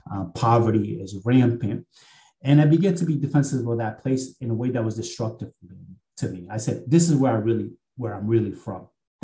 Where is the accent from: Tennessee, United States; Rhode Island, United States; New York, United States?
Rhode Island, United States; Central Falls; growing up in Central Falls, Rhode Island, a place where to this day, the per capita GDP is around $12,000, which is one of the poorest places in all the country